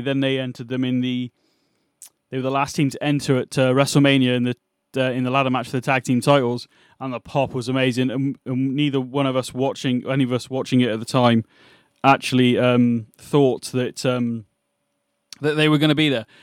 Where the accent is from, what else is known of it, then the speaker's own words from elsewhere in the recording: United Kingdom; You can tell I'm British